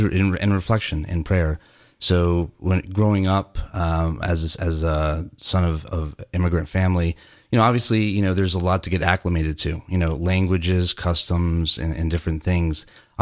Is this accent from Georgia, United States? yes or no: yes; Atlanta, Georgia, United States; Well, I'm a rare Atlanta native. I was born here in Atlanta in the 70s, and I come from a family of immigrants.